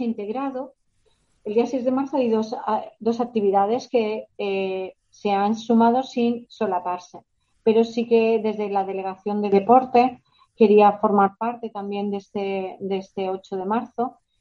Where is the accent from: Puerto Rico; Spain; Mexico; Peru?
Spain; La Rioja; moved away as an adult; now in Dos Hermanas, Spain; yo soy de La Rioja, pero llevo viviendo aquí ya más de 20 años y bueno, por eso yo digo que soy andaluza de adopción y nazarena de adopción